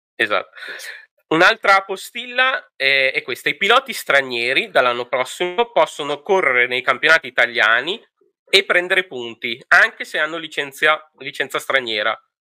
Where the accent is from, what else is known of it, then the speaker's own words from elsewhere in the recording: Emilia-Romagna, Italy; io sono emiliano